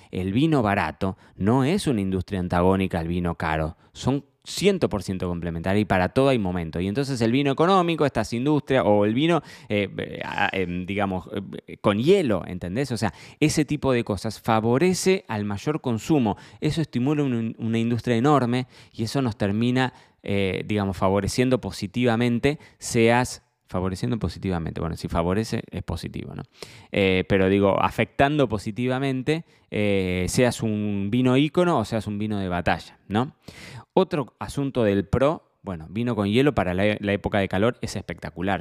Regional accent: Argentina; para mí como argentino

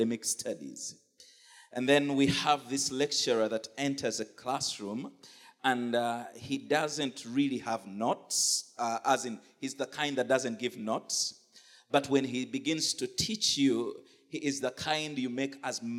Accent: Uganda; I come from Uganda

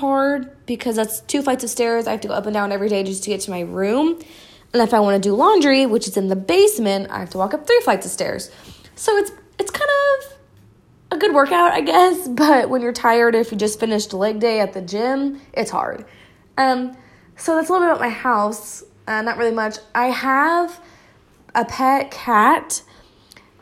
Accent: Hutchinson, Kansas, United States; I work at the hospital in my hometown in Hutchinson.

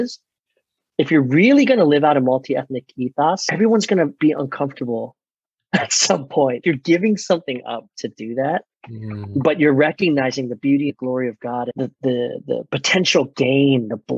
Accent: Maryland, United States; moved away; also born or lived in Chicago; I was born in 75 in Maryland.

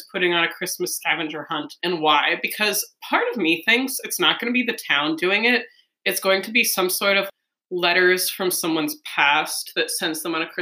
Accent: Minnesota, United States; up in Minnesota, so you know, hockey love.

